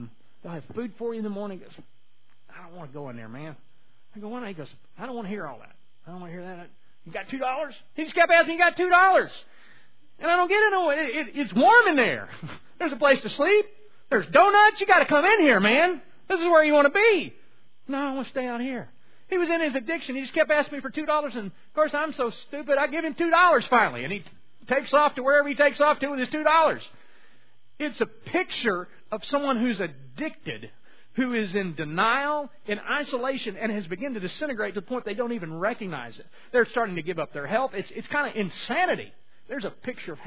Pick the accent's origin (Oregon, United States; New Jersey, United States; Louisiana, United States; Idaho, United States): Louisiana, United States; I was from Louisiana